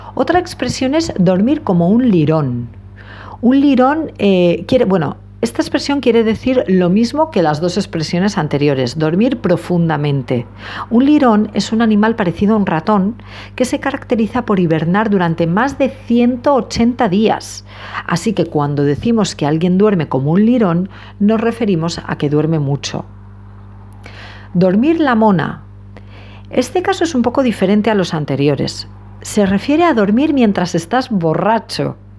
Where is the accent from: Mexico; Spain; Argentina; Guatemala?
Spain; a los españoles